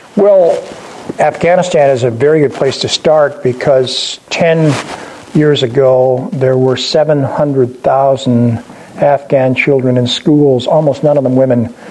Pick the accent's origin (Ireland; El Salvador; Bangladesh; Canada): Canada; Sault Ste. Marie, Ontario; also born or lived in Sudbury, Canada / United States / United Kingdom; I was born in Sudbury. Uh, I grew up in Sault Ste. Marie